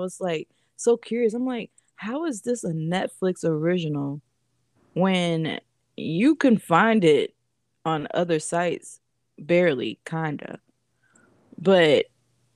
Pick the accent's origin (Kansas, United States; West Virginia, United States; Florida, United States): Florida, United States; now in Virginia, United States; I'm from Florida